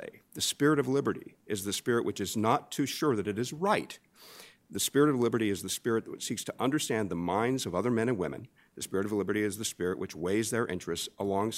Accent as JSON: {"language": "English", "country": "United States", "tie": "born or raised there", "said": "growing up in America"}